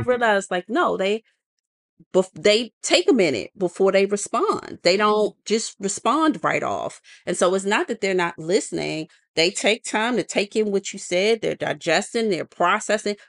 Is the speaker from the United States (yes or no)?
yes; United States; us being American